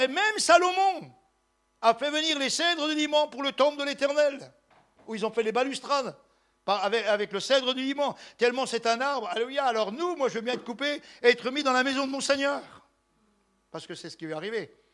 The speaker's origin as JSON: {"language": "French", "town": "Besançon", "region": "Bourgogne-Franche-Comté", "country": "France", "tie": "born or raised there", "said": "Besançon, ma ville natale"}